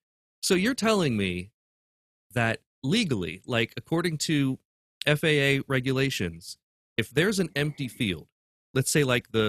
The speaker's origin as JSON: {"language": "English", "town": "Urbana", "region": "Ohio", "country": "United States", "tie": "born or raised there", "said": "I grew up in Urbana, Ohio."}